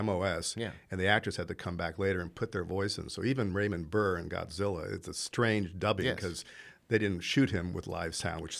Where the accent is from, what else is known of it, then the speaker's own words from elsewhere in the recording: Italy; Whereas I didn't grow up in this country. I grew up in Italy. So I had to watch really weird shows in Italian.